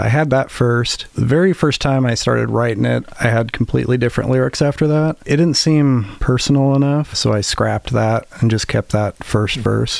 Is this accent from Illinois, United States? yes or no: yes; Decatur, Illinois, United States; So I think growing up in Decatur, seeing the trains go by, you kind of see it as a way to escape.